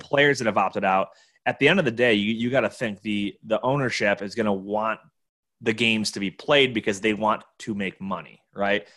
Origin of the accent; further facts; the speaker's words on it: Buffalo, New York, United States; my hometown, Buffalo, New York